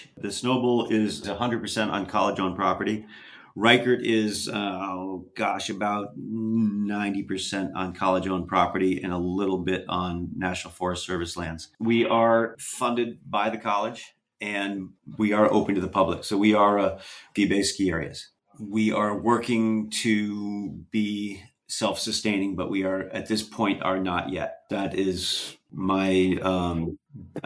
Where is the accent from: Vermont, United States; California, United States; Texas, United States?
Vermont, United States; Stratton; This was at a place called Woody's Cracker Barrel in southern Vermont, down by Stratton, which is where I grew up down in the Stratton